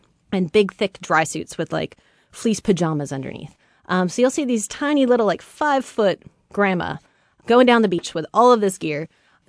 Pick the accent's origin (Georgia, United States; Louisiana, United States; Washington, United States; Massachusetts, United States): Washington, United States; Samish Island; Well, I grew up on Samish Island, north of Seattle, and had always sort of run up and down the beach, you know, on the sort of surf logs and the mud flats.